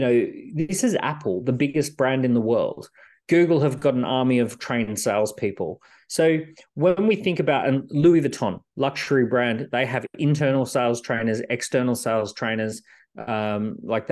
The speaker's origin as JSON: {"language": "English", "country": "Australia", "tie": "born or raised there", "said": "I grew up in Australia"}